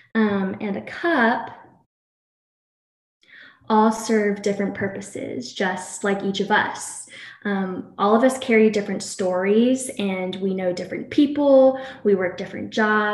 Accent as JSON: {"language": "English", "town": "Princeton", "region": "New Jersey", "country": "United States", "also_born_or_lived": "Greenville, South Carolina", "moved": "yes", "lives_now": "Gainesville, United States", "said": "I'm from Princeton, New Jersey"}